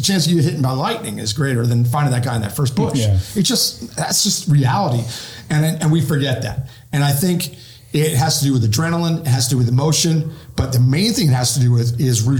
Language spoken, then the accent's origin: English; Pennsylvania, United States; moved away; my home state of Pennsylvania